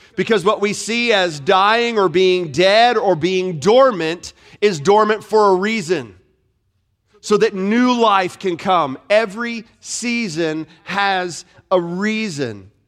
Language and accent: English; Florida, United States; moved away; I grew up in Florida. Was born and raised in Florida